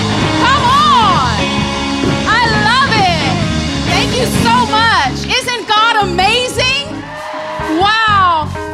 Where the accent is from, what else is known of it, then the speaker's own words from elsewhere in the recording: West Virginia, United States; accent: country; hood; the white side of my family is from like the country, like West Virginia country. And the black side of my family, we're from West Virginia, but we're like from the hood. So I'm really like half redneck, half roughneck.